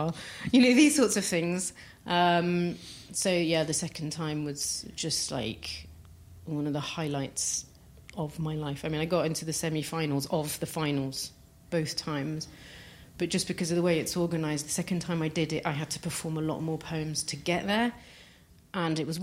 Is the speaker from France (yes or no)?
yes; near Paris, Île-de-France, France; moved away; I grew up near Paris